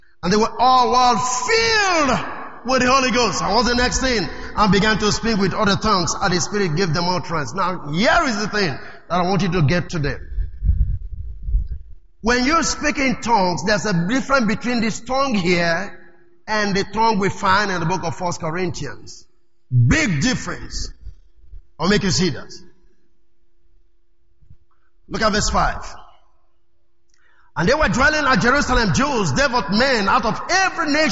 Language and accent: English; Delta, Nigeria; I'm from Delta State. So, I'm an Issoko tribe.